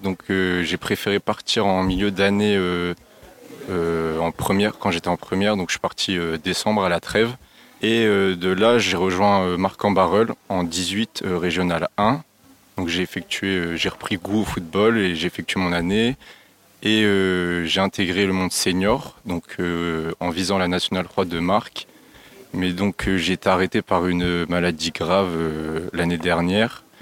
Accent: Lille, Hauts-de-France, France; also born or lived in Liévin; j'ai 20 ans, je viens de Lille

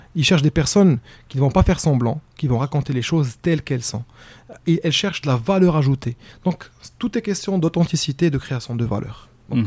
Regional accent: Morocco; also born or lived in Egypt; je suis marocain

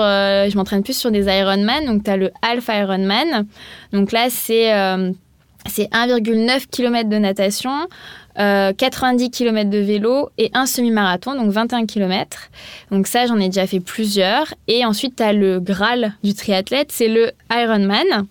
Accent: Montpellier, Occitania, France; moved away as an adult; also born or lived in Paris; J'ai vécu à Paris, mais je suis pas originaire de Paris, je suis originaire de Montpellier

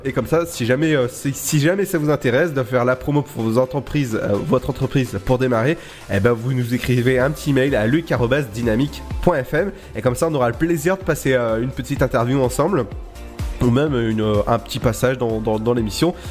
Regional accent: Brittany, France; je suis breton

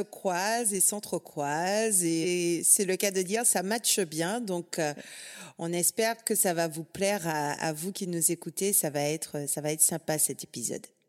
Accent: Guadeloupe; now in Brittany, France; je viens de la Guadeloupe, donc on n'a que deux saisons

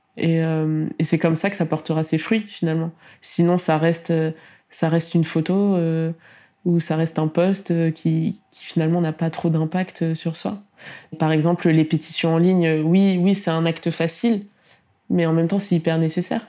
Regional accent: Tours, Centre-Val de Loire, France; j'ai quand même grandi à Tours

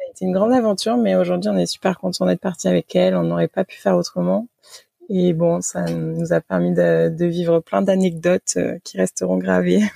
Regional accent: Toulouse, Occitania, France; moved away as an adult; also born or lived in Nantes; je suis originaire de Toulouse. donc, je suis née là-bas. J'ai fait la première partie de mes études et mes classes prépa là-bas

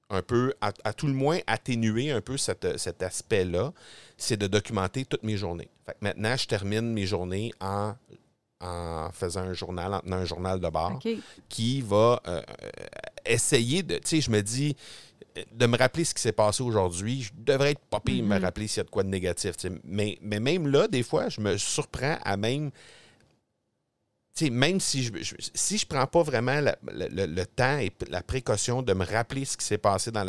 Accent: Granby, Quebec, Canada; Granby? Oui, dans mon coin, dans mon coin de pays

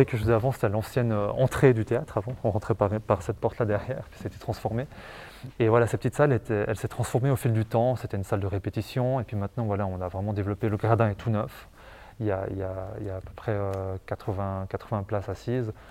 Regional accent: Martigny, Valais, Switzerland

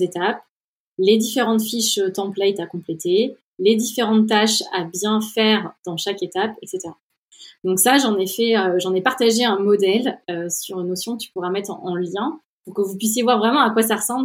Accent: Orléans, Centre-Val de Loire, France; moved away as an adult; also born or lived in Silicon Valley, United States; je viens d'Orléans où j'ai passé mes 20 premières années

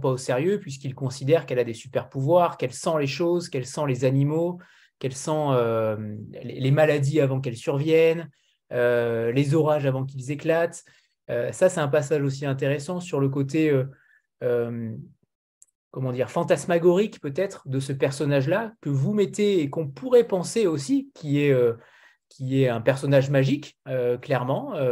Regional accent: France; c'est euh, le côté utopique qu'on a du Canada en tant que Français.

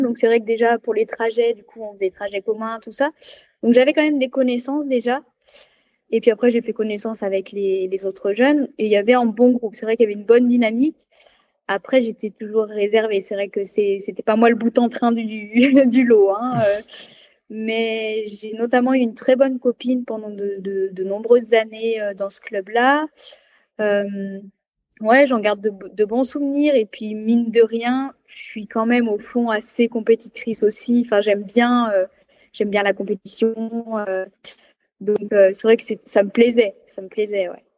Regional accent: Loire, Auvergne-Rhône-Alpes, France; moved away as an adult; also born or lived in Clermont-Ferrand; now in Savoie, France; Moi, je suis née à Clermont-Ferrand, mais j'ai grandi dans la Loire

